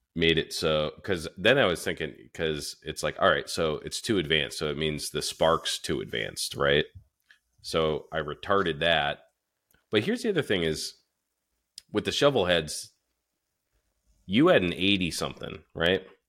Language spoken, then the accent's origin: English; Northeast, United States; also born or lived in Florida; we're from the Northeast